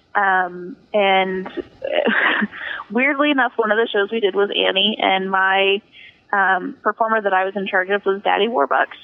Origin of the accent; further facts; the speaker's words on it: Wichita, Kansas, United States; moved away as an adult; now in Las Vegas, United States; my first big theater job out of high school um, was being on a wardrobe crew in um, in my hometown